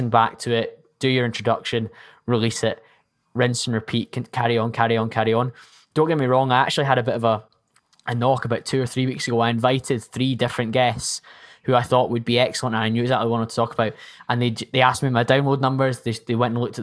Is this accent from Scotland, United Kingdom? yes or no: yes; Scotland, United Kingdom; I'm Scottish